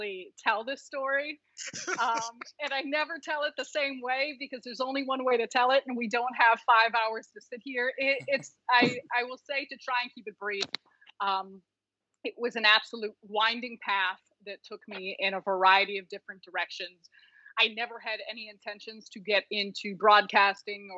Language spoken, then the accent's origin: English; Chicago, Illinois, United States; I was born and raised in Chicago, played basketball at DePaul